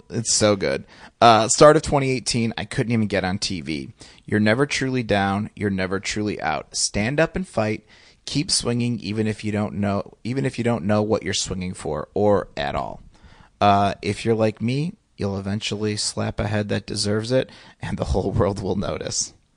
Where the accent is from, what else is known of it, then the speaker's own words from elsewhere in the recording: Indiana, United States; I grew up in Indiana